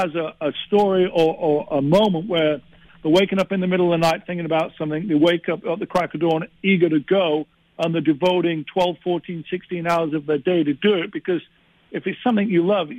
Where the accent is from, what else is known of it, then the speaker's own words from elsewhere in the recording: England, United Kingdom; moved away as an adult; being English in L.A. in the 80s